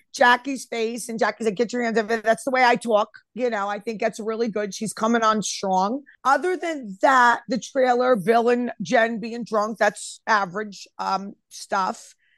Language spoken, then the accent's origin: English; Elmwood Park, New Jersey, United States; I'm from Elmwood Park